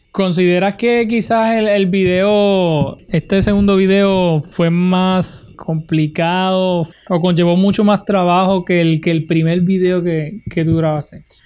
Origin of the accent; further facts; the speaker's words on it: Utuado, Puerto Rico; mi pueblo de Utuado